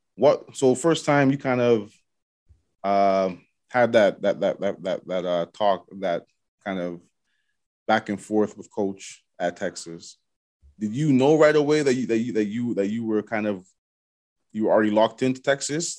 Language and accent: English; Toronto, Ontario, Canada; I grew up in Galloway, so in Scarborough